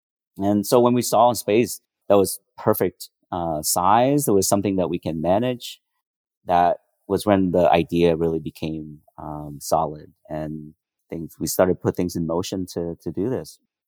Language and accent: English; Vietnam; The coffee culture that I grew up in Vietnam was kind of the opposite.